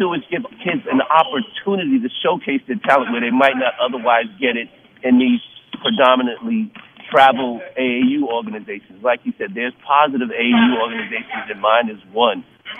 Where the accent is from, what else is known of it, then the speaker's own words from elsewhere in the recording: Mount Vernon, New York, United States; Now I'm from Mount Vernon, a place that has, like, 11 former NBA or present NBA players.